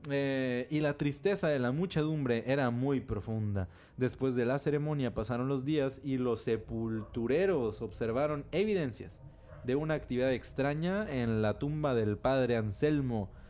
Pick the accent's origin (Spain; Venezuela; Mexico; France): Mexico; Somos mexicanos, no nos agüitamos.